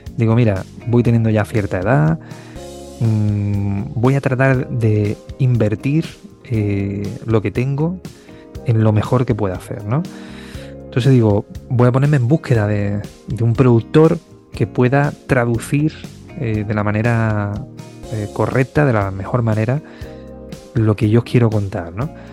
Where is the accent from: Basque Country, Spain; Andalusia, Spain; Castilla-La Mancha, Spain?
Andalusia, Spain; Osuna; moved away as an adult; also born or lived in Écija / Seville; now in Madrid, Spain; me voy a estudiar a Écija, que es un pueblo que está muy cerquita de Osuna